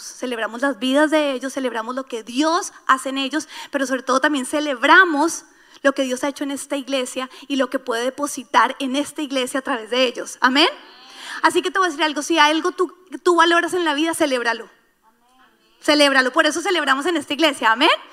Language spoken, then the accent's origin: Spanish; Colombia; moved away; Yo por lo menos soy colombiana